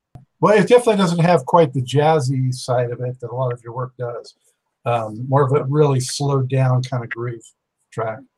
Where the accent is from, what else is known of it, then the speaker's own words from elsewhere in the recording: Los Angeles, California, United States; I was born and raised in Los Angeles